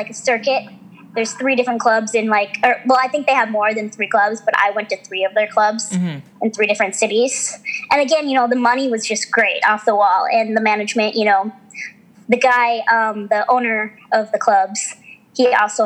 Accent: Midwest, United States; I grew up in the Midwest

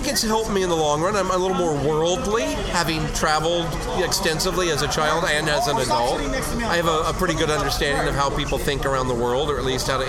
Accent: Riverside, California, United States; also born or lived in Netherlands / Germany / North Carolina; And then we moved back to California, and then culture shock came when I was 12 years old, and we moved from the L.A. area to North Carolina.

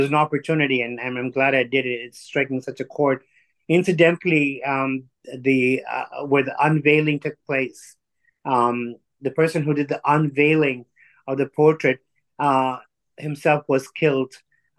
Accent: Tanzania; also born or lived in India; now in Canada; I'm actually born in Tanzania, in East Africa. My grandfather came from India

